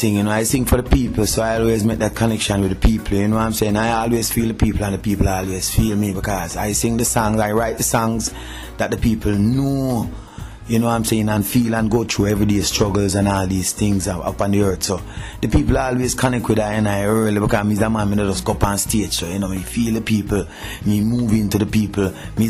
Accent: Kingston, Jamaica; Trenchtown, my hometown

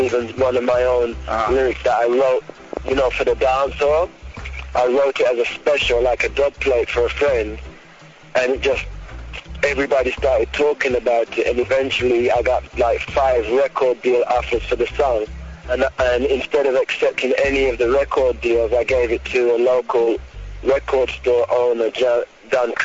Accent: Birmingham, West Midlands, United Kingdom; also born or lived in London; I was born in London, but I moved to Birmingham, which is a kind of like the second city, but kind of country too. So I moved to that place when I was 8.

